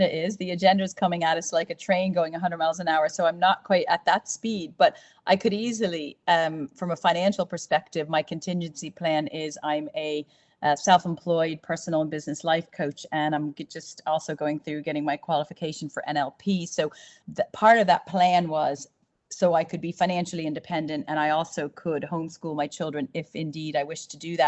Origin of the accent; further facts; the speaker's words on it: United States; now in Ireland; I'm from America